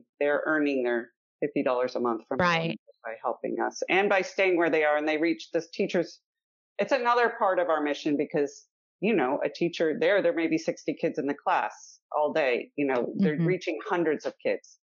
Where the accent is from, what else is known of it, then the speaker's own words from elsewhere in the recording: Wisconsin, United States; I grew up in Wisconsin